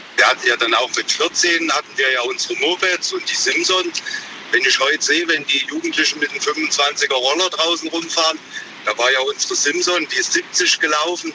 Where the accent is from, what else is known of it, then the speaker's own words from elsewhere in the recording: East Germany, Germany; bei uns im Osten